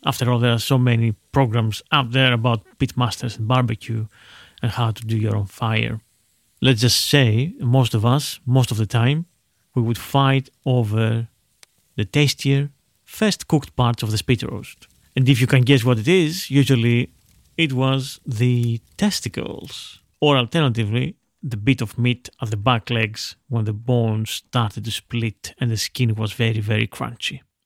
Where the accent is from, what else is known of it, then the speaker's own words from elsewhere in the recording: Veria, Central Macedonia, Greece; my hometown of Veria in northern Greece